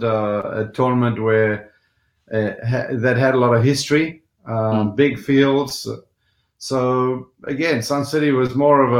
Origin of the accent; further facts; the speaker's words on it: just outside Stellenbosch, Western Cape, South Africa; I grew up just outside Stellenbosch on the Cape Town side